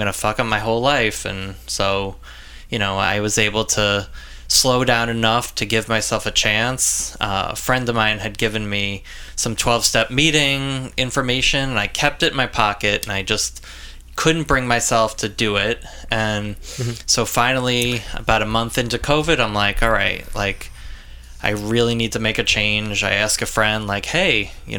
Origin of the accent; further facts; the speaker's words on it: Long Island, New York, United States; I'm from Long Island, born and raised here